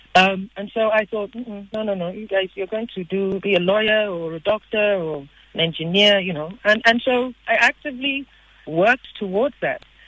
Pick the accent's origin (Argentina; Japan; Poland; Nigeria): Nigeria; I'm Nigerian.